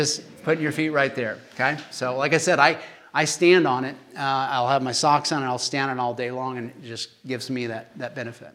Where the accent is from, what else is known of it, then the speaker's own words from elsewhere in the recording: Kansas, United States; accent: Kansas; my Kansas accent